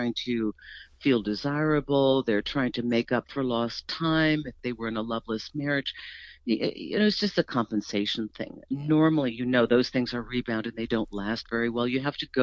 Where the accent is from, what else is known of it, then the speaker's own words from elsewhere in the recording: East Coast, United States; we're from the East Coast